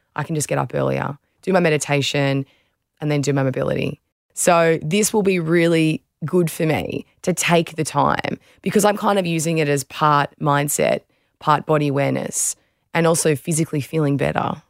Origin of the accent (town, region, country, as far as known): Australia